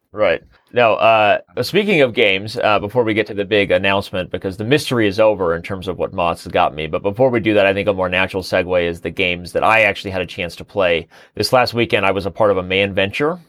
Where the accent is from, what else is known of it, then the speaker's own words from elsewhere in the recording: Mesa, Arizona, United States; also born or lived in Colorado; I was born in Mesa, Arizona, raised in Mesa, Arizona, and lived in Mesa, Arizona